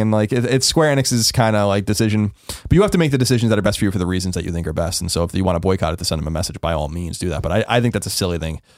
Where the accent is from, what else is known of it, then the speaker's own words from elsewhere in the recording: New York, United States; moved away; also born or lived in San Francisco; growing up in New York